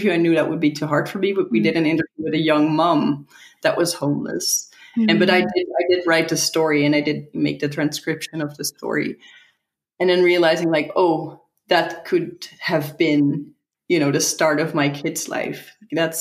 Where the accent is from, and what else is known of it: Netherlands; also born or lived in San Francisco